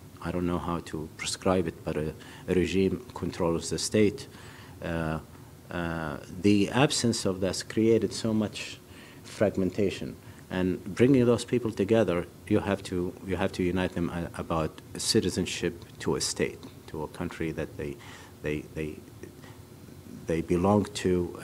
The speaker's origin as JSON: {"language": "English", "region": "Benghazi", "country": "Libya", "tie": "born or raised there", "moved": "yes", "lives_now": "Tripoli, Libya", "said": "I am from half from the east, half from the west. I was born in Benghazi. I live in Tripoli"}